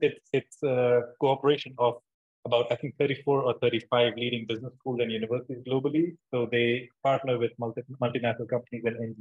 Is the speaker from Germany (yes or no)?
no; India; moved away as an adult; also born or lived in Liverpool, United Kingdom; I'm originally from India. That's where I've done my schooling from.